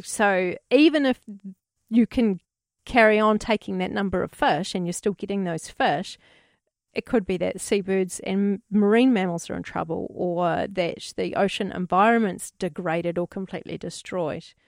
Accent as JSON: {"language": "English", "country": "New Zealand"}